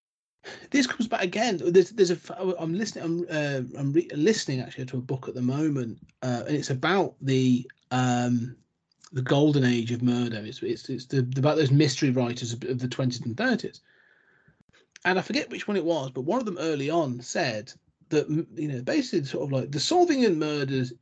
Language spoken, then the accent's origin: English; England, United Kingdom; we as the English